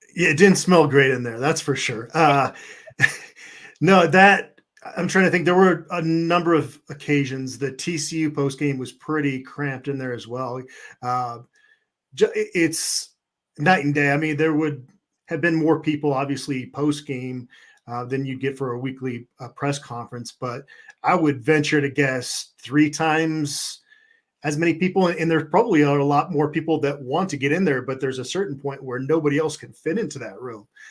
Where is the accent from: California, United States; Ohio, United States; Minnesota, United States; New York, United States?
Minnesota, United States; Minneapolis; moved away; also born or lived in Phoenix, Arizona; I was born in Minneapolis, moved to, uh, Phoenix, where I went to Arizona State